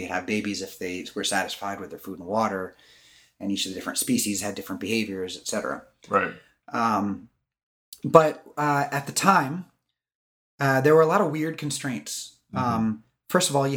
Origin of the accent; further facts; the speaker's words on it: San Diego, California, United States; moved away as an adult; I did move back to where I grew up in San Diego